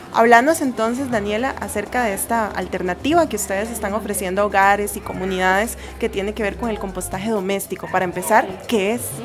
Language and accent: Spanish; Costa Rica; nuestro país